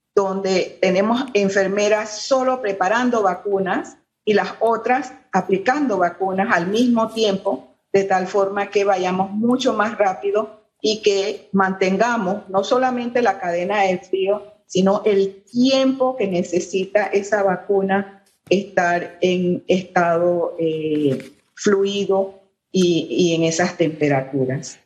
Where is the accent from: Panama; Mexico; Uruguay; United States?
Panama; como panameños